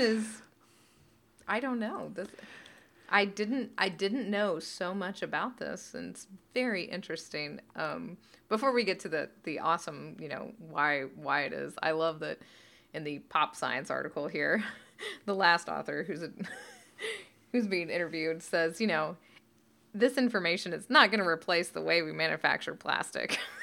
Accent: Canada; I'm Canadian

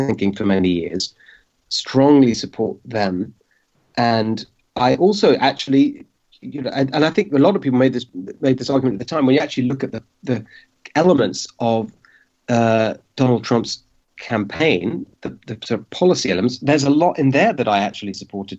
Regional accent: London, United Kingdom; moved away as an adult; now in United States; My parents are Hungarian. I was born myself in London in the UK, but my parents both fled communism in Hungary and were welcomed into the UK

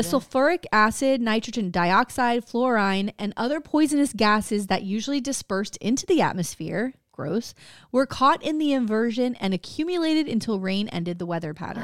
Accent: Florida, United States; we're from Florida

